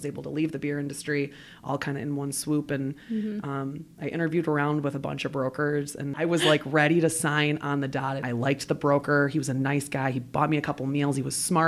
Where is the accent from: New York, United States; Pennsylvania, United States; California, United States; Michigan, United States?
Michigan, United States; Detroit; also born or lived in Chicago / Traverse City; I grew up in the Metro Detroit area